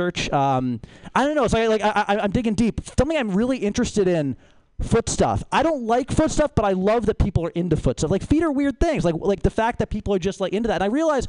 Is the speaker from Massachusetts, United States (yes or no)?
yes; Boston, Massachusetts, United States; I'm from Boston